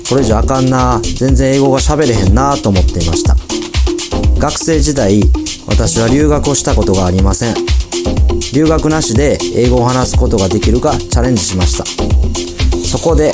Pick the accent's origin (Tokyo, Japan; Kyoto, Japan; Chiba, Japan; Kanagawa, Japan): Kyoto, Japan; English is a second language; I'm from Kyoto, Japan.